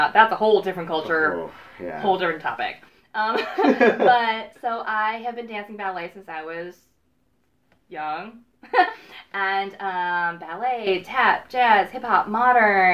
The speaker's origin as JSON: {"language": "English", "town": "Chicago", "region": "Illinois", "country": "United States", "moved": "as an adult", "lives_now": "California, United States", "said": "I'm from Chicago, y'all. You might hear that in my voice sometimes."}